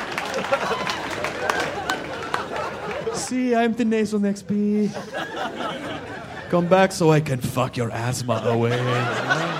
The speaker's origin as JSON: {"language": "English", "region": "Tennessee", "country": "United States", "said": "I'm from Tennessee"}